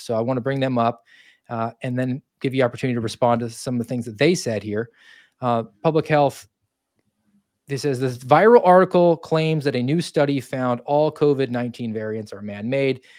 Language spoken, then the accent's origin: English; Georgia, United States; I grew up in Georgia and my family came from New Jersey